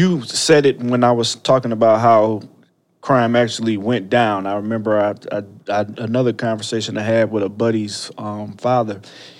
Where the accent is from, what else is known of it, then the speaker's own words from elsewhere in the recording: Ohio, United States; now in Illinois, United States; I'm from Ohio originally